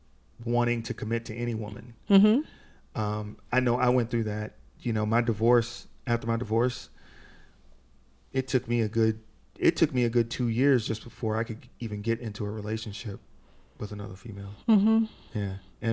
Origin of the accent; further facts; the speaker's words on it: Maryland, United States; also born or lived in Georgia / North Carolina; I'm definitely from Maryland.